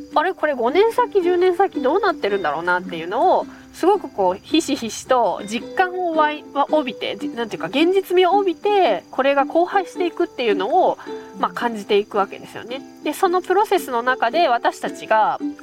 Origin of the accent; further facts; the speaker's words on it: Nagano, Japan; now in Inuyama, Japan; 私は米農家出身であの長野県なんですけど